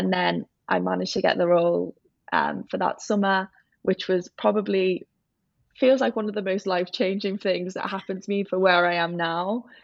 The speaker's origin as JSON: {"language": "English", "town": "Liverpool", "region": "North West England", "country": "United Kingdom", "also_born_or_lived": "Bath", "accent": "Scouse", "moved": "as an adult", "said": "as you can probably guess from my accent, I'm from Liverpool"}